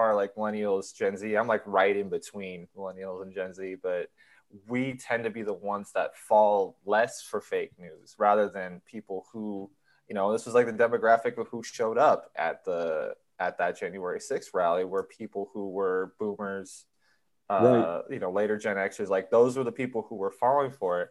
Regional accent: San Francisco, California, United States; I'm from San Francisco

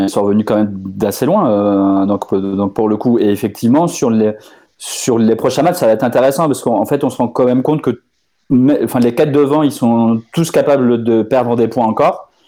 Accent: France; also born or lived in Portugal; non, je suis français et portugais.

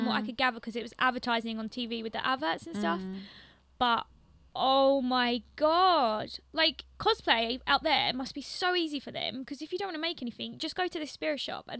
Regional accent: London, United Kingdom; no, I'm from the UK, like, I'm from London.

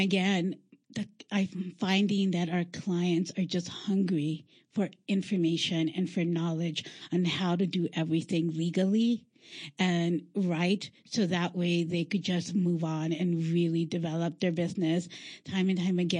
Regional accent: Los Angeles, California, United States; moved away; I am a transplant from Los Angeles, California

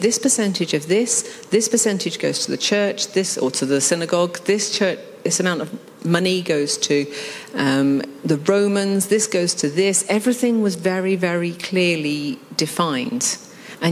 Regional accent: United Kingdom; being British

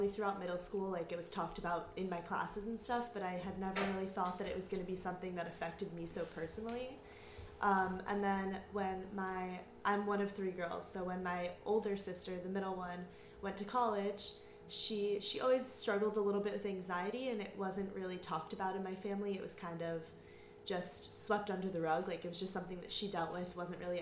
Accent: Fort Lauderdale, Florida, United States; also born or lived in Maryland; I'm 20 and I'm from Fort Lauderdale, Florida.

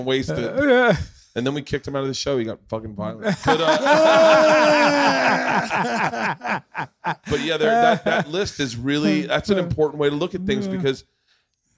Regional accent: Tampa, Florida, United States; I grew up in Tampa

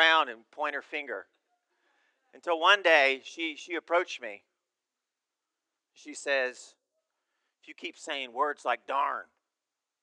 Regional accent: United States; also born or lived in Uganda; as Americans

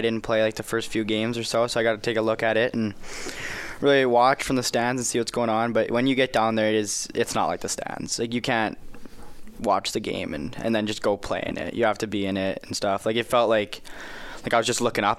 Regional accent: Regina, Saskatchewan, Canada; I'm going to play in my hometown in Regina

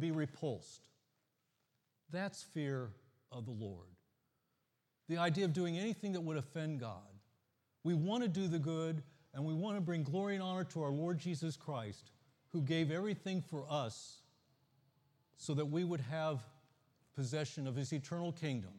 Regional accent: the Midwest in Ohio and Indiana, United States; now in Florida, United States; I grew up in the Midwest in Ohio and Indiana

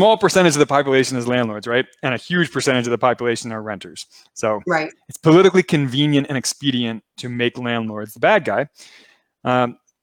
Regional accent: Baltimore, Maryland, United States; I'm from Baltimore

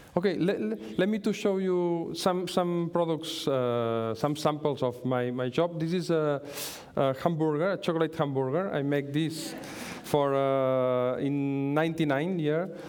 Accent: Manlleu, Catalonia, Spain; English is a second language; I'm from Manlleu. I'm very happy to, be, to, to, to live in Manlleu. Manlleu is a very small town in the north of Barcelona. It's my town

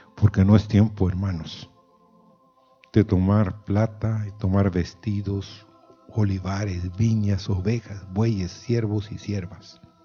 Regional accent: Guatemala; como decimos en Guatemala

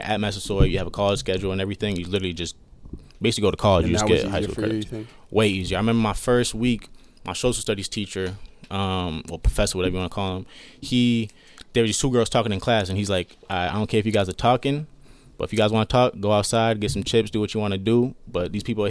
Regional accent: California, United States; born there; I got family in California. I was born in California, so.

